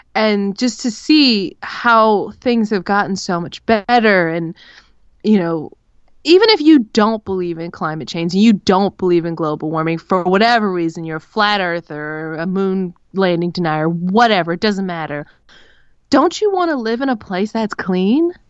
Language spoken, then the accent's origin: English; Los Angeles, California, United States; moved away; growing up in Los Angeles when I was a kid